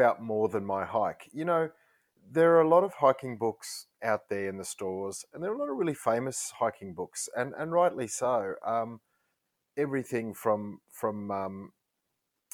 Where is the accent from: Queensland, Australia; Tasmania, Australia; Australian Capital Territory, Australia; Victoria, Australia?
Australian Capital Territory, Australia; Canberra; I grew up in Canberra